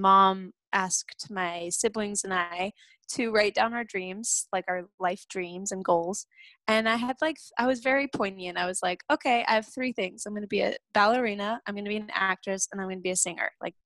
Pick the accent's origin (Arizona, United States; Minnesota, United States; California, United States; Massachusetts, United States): California, United States; South Lake Tahoe; I grew up in South Lake Tahoe, California